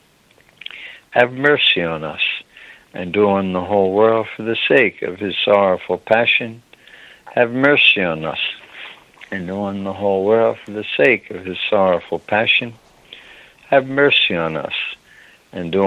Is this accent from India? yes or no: no; Ireland; I'm an Irishman